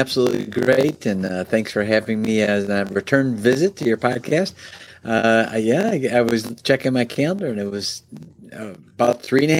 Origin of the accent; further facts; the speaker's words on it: Oak Brook, Illinois, United States; I'm originally from Chicago. Born and raised in the Chicago area, suburb of Chicago called Oak Brook